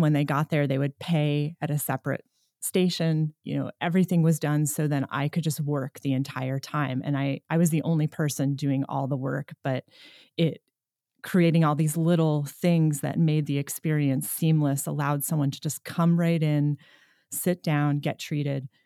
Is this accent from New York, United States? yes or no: yes; New York, United States; moved away as an adult; now in Nevada City, United States